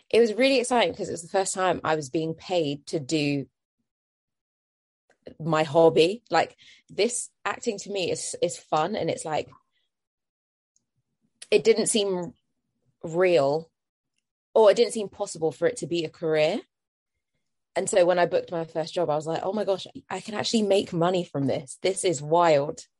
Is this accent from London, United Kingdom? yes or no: yes; London, United Kingdom; Um, I love being from London, um, and I love the hubbub of London life, and it's easy to get everywhere.